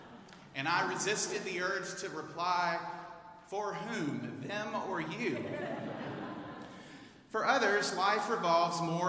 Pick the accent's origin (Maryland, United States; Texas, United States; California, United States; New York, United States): Texas, United States; Houston; moved away as an adult; I'm a native of Houston.